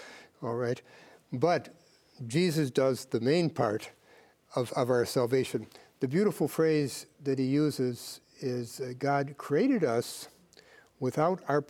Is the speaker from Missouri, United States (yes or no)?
yes; St. Louis, Missouri, United States; From St. Louis